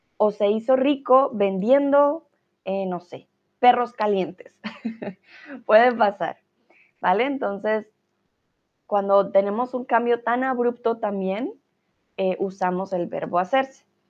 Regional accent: Colombia

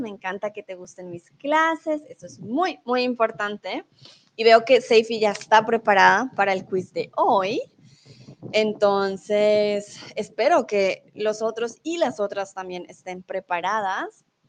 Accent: Colombia; now in Germany; soy de Colombia, comúnmente vivo en Alemania y ahora estoy en México.

